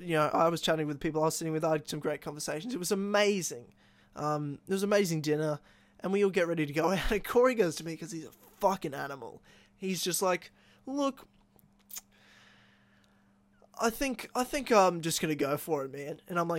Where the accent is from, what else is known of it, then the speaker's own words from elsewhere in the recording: Queensland, Australia; local Queenslanders as well. So from my home state